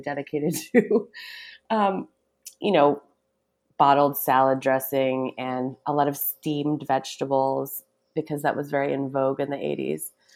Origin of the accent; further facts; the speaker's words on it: Newburyport, Massachusetts, United States; moved away as an adult; also born or lived in New York City / Brooklyn; now in East Hampton, United States; I grew up in a small town called Newburyport. It used to be Massachusetts' smallest actual city